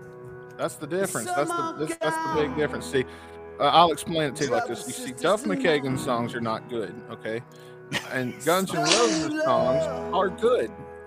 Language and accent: English; Tupelo, Mississippi, United States; we're from there, so we're from Tupelo.